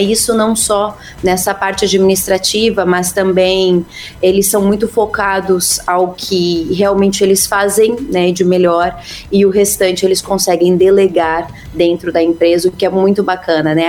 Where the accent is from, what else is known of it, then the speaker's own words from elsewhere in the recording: Santa Catarina, Brazil; moved away as an adult; now in United States; eu sou da Terrinha